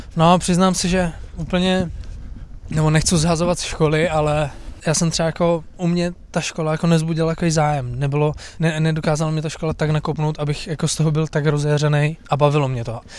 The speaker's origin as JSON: {"language": "Czech", "town": "Brno", "region": "South Moravian Region", "country": "Czechia", "said": "já jsem původně z Brna"}